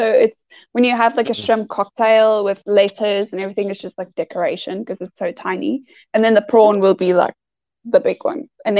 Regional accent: South Africa; accent: South African; I'm from South Africa.

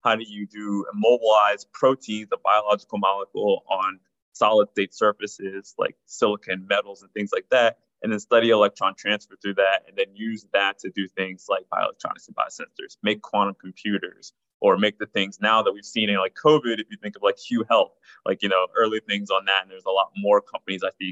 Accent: New Jersey, United States; also born or lived in New York; now in Los Angeles, United States; I'm an East Coaster who's now in LA. So first and foremost, definitely an East Coaster, grew up in New Jersey and definitely more of a New Yorker.

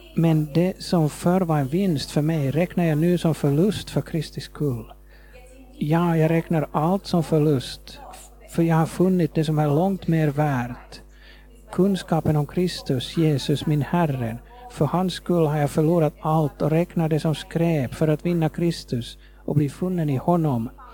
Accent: Nairobi, Kenya; Swedish is a second language; moved away as an adult; also born or lived in Nakuru, Kenya / Jyväskylä, Finland; now in Finland; jag växte upp i Kenya

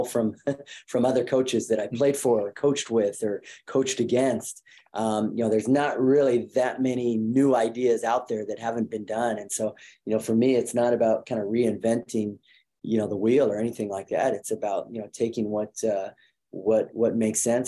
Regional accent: Colorado, United States; moved away as an adult; also born or lived in Seattle, Washington / Tallahassee, Florida; now in Tuscaloosa, United States; I grew up in Colorado, which is an unbelievable place to live

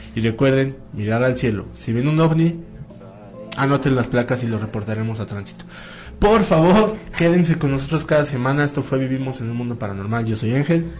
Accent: Toluca, State of Mexico, Mexico; desde acá de Toluca

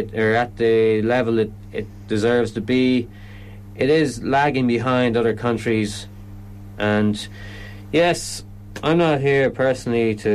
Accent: Ireland; also born or lived in China / Galway; I came back to Ireland

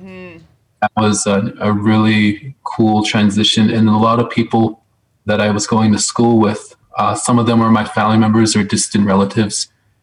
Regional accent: Cowessess First Nation, Qu'Appelle Valley, Saskatchewan, Canada; also born or lived in Regina; I was born in Saskatoon and I grew up on Kawasis First Nation, just north of Yorkton, south of Yorkton, north of Broadview in the Capel Valley. I grew up there from grade 2 to grade 12.

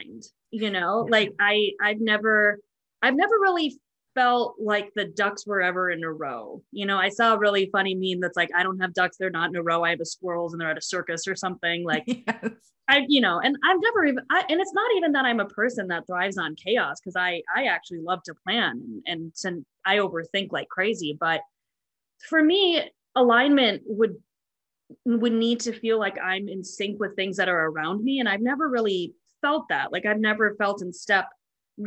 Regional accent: River Grove Heights, Minnesota, United States; moved away as an adult; also born or lived in Des Moines, Iowa / Indiana; now in Alexandria, United States; I am originally from Minnesota, in River Grove Heights, Minnesota.

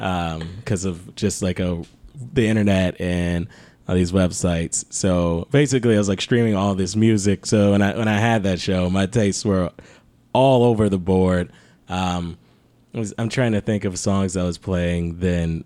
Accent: Detroit, Michigan, United States; I'm from Detroit

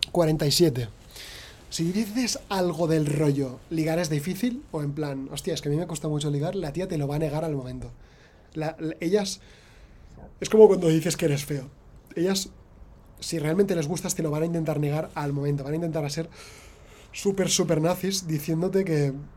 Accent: Spain; soy millennial eh, de España

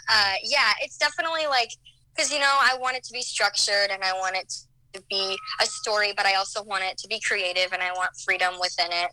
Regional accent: Omaha, Nebraska, United States; now in Chicago, United States; I'm originally from Nebraska. I'm from the Omaha area.

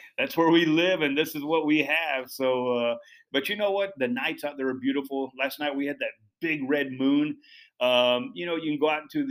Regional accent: Dallas, Texas, United States; moved away as an adult; Growing up in Dallas, I was a pretty good horseman

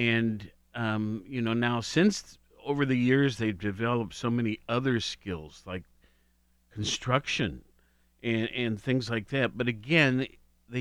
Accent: Worthington, Ohio, United States; growing up on High Street in Worthington

